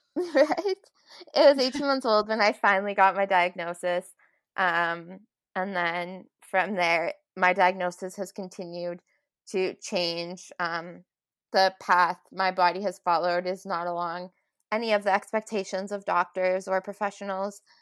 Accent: Moose Jaw, Saskatchewan, Canada; moved away as an adult; also born or lived in Vancouver; now in Calgary, Canada; I was born in Moose Jaw, Saskatchewan, and I grew up um, there all my life.

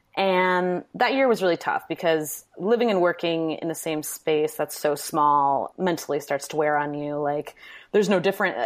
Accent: Manitowoc, Wisconsin, United States; moved away as an adult; also born or lived in New York; now in Milwaukee, United States; I'm from Wisconsin, Manitowoc, Wisconsin, which is now kind of an infamous city, but I wanted to get out of it pretty much forever.

